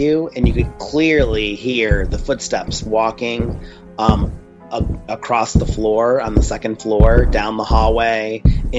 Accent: Fremont, Ohio, United States; moved away as an adult; also born or lived in Sandusky, Ohio; now in Orlando, United States; I was in Fremont for several years until I was about in my 20s

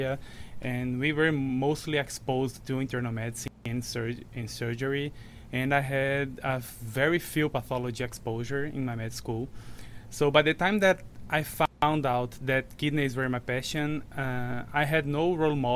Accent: Rio Grande do Norte, Brazil; moved away as an adult; also born or lived in São Paulo, Brazil; now in Chicago, United States; I am a Brazilian MD. I graduated from Universidade Federal do Rio Grande do Norte in my hometown

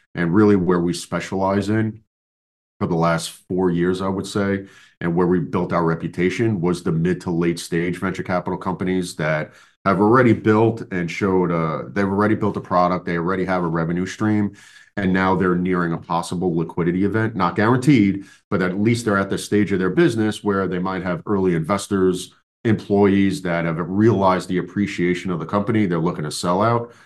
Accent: New York, United States

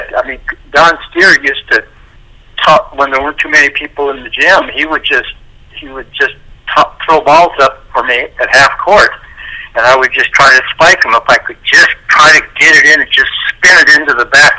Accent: Santa Monica, California, United States; I grew up in Santa Monica

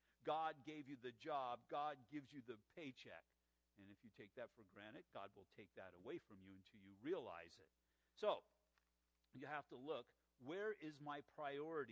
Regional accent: La Mirada, California, United States; we were growing up in La Mirada in the 1960s

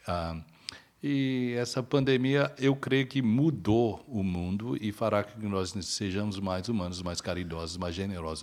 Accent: Brazil; now in Toronto, Canada; Nós somos brasileiros radicados aqui

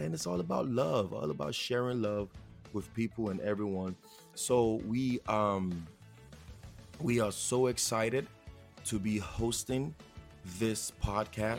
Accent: Nigeria; accent: Nigerian; now in United States; if you haven't heard it in my accent already, I am Nigerian

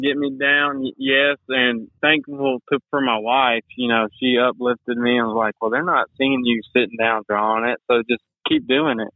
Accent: White House, Texas, United States; also born or lived in Tyler, Texas; So I'm from Tyler, Texas. I actually grew up in White House, Texas. That's just right outside of Tyler.

